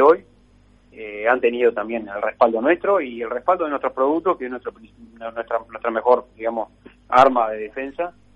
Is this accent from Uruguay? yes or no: yes; Uruguay; como muchos del Uruguay somos hijos de, inmigrantes de Europa